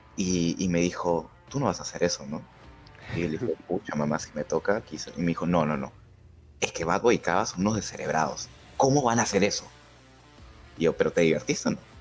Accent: Lima, Peru; no soy un blanco, limeño blanco normal

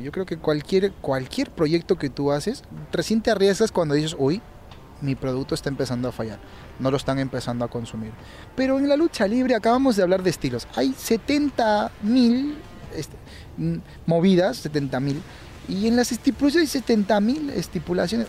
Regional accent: Peru; Aquí en Perú ¿Qué estilo somos los peruanos?

